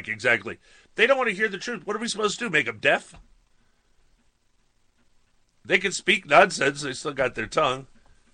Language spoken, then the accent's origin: English; New York, United States; I grew up in New York